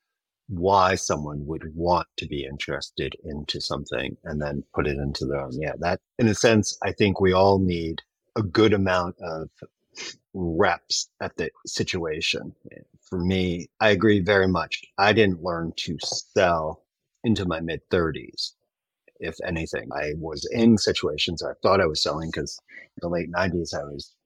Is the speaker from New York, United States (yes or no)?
yes; New York, United States; also born or lived in South Carolina; now in Virginia, United States; I'm a New Yorker